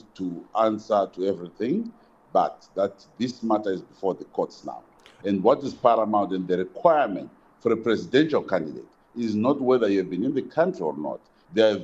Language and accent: English; Zimbabwe; I will be campaigning in Zimbabwe, which is my country